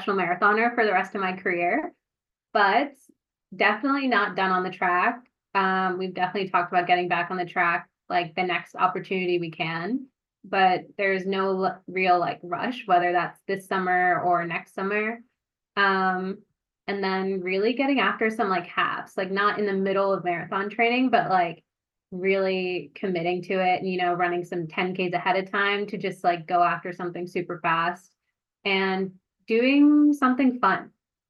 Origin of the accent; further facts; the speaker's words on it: New Jersey, United States; I'm from New Jersey